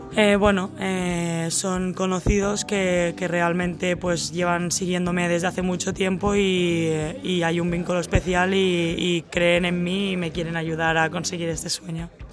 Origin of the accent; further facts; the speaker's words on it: Castellar del Vallès, Catalonia, Spain; also born or lived in Sabadell / Oklahoma, United States; mi, mi, pueblo se llama Castellar del Vallés.